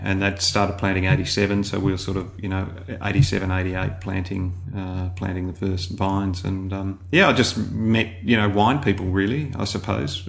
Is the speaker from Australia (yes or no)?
yes; Melbourne, Victoria, Australia; I'm from Melbourne, so I grew up out in sort of outer east uh, Eltham